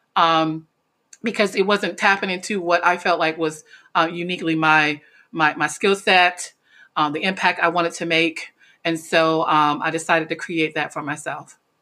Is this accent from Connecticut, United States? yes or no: no; North Carolina, United States; moved away as an adult; now in Washington, D.C., United States; I was born actually in Washington, D C, which is the urban part, but I was raised in a very small town in North Carolina